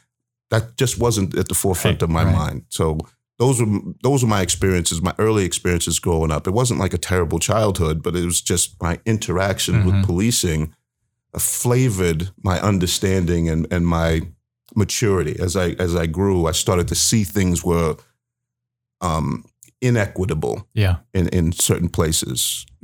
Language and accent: English; Baltimore, Maryland, United States; also born or lived in New York / Massachusetts; I am from the East Coast originally. So I grew up, born in New York, went to Massachusetts shortly thereafter, then Maryland, Baltimore, Maryland. So I'm an East Coast baby.